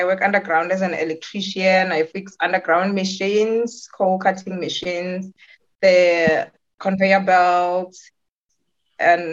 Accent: Bushbuckridge, Mpumalanga, South Africa; moved away as an adult; now in Witbank, South Africa; I'm born in Bushbuck Ridge, but born and raised in Bushbuck Ridge.

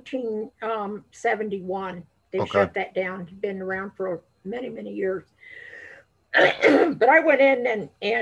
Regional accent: Colorado, United States; also born or lived in La Veta Pass, Colorado / Denver, Colorado; I was born, I'm a native of Colorado, and I was born in on La Vida Pass.

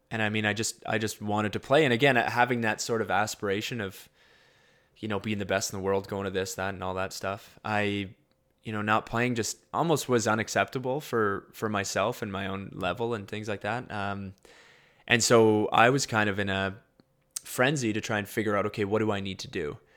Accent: Winnipeg, Manitoba, Canada; Um, obviously, I'm from Winnipeg, so there's kind of that draw there. My dad graduated from University of Manitoba.

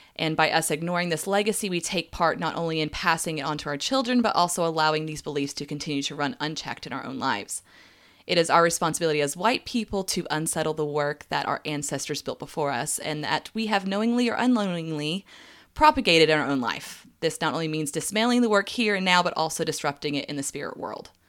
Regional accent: the South, United States; growing up in the South

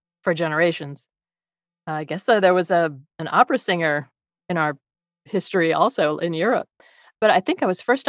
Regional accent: Midwest, United States; now in Los Angeles, United States; I'm from the Midwest

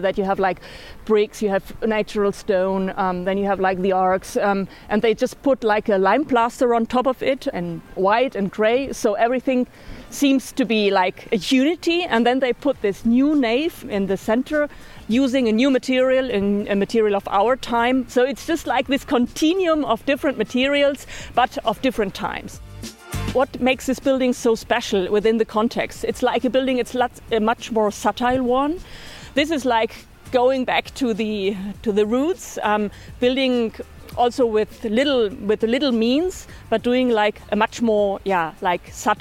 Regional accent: Germany; now in Barcelona, Spain; I'm originally from Germany, also an architect like Lorenzo

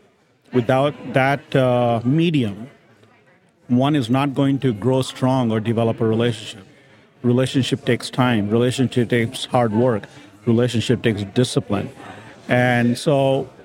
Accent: Grand Rapids, Michigan, United States; also born or lived in India / Uruguay; I was born in India, raised here in Grand Rapids, Michigan

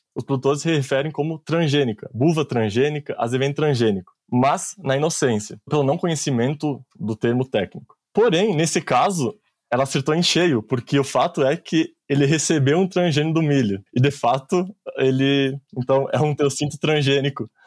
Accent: Anta Gorda, Rio Grande do Sul, Brazil; moved away as an adult; also born or lived in Colorado, United States; eu sou natural de Antagorda, no Rio Grande do Sul

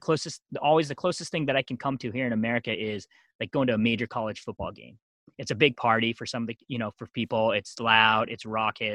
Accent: Eastern Pennsylvania, United States; also born or lived in South Korea; I grew up most of my life in Eastern Pennsylvania.

